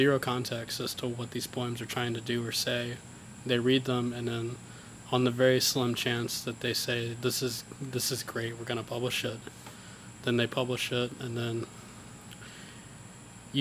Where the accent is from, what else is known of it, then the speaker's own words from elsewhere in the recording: Caledonia, Mississippi, United States; I grew up in Caledonia, and it was just an understanding that when I graduated high school, I'd probably go to EMCC